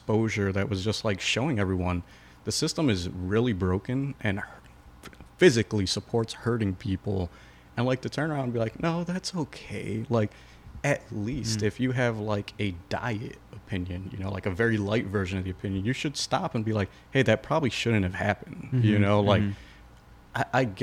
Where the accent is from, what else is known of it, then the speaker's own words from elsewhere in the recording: Chicago, Illinois, United States; We're all from Chicago